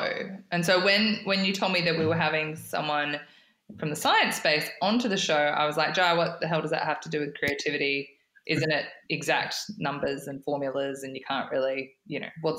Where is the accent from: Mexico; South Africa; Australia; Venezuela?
Australia; Broken Hill, New South Wales; I grew up in Broken Hill